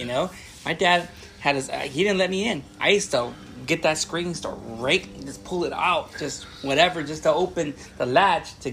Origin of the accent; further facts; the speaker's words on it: Long Beach, California, United States; I'm from Long Beach